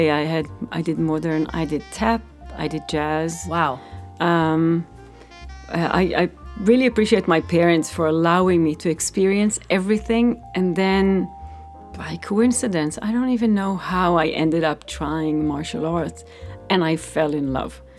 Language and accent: English; Israel; I grew up in Israel. I was doing martial arts.